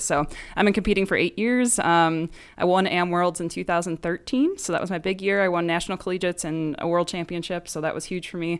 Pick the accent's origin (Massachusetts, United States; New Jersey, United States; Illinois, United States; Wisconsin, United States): Illinois, United States; Chicago; now in Phoenix, United States; originally from Chicago area of Illinois.